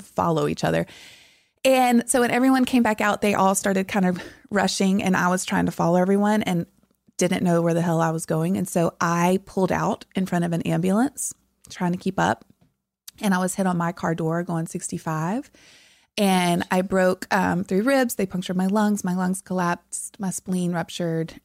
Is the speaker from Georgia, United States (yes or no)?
no; South Louisiana, United States; moved away; I'm from deep South Louisiana